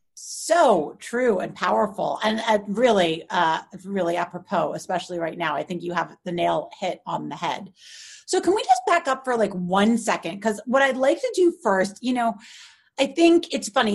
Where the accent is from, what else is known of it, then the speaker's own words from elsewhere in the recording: New York, United States; I'm a New Yorker, like born and bred